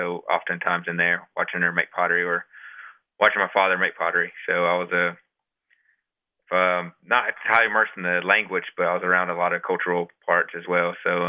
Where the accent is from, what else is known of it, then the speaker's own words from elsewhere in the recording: Big Cove, Qualla Boundary, North Carolina, United States; I grew up in the Big Cove community up here on the Quad Boundary. It's kind of a very isolated community out in the outskirts closer to the Tennessee border. Grew up there, I guess, amongst the mountains